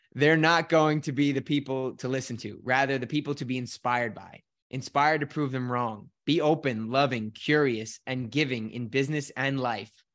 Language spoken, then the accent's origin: English; Scotland, United Kingdom; accent: Scottish; My little Scottish accent